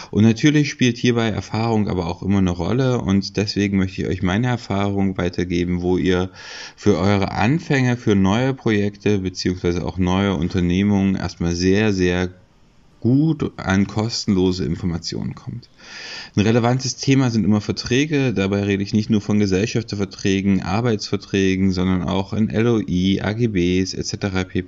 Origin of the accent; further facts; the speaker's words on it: Leipzig, Saxony, Germany; ich komme aus Leipzig.